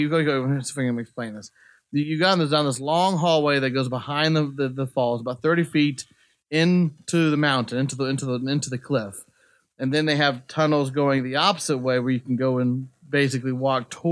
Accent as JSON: {"language": "English", "country": "United States", "said": "I'm an American"}